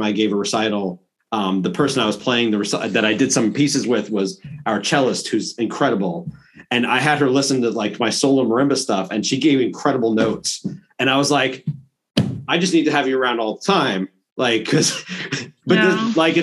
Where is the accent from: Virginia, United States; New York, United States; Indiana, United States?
New York, United States; I grew up in New York